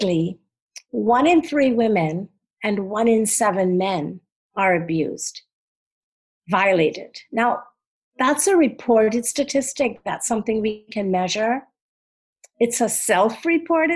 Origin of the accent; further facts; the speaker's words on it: Trinidad & Tobago; now in New York, United States; growing up in Trinidad and then being so poor in New York when I first came.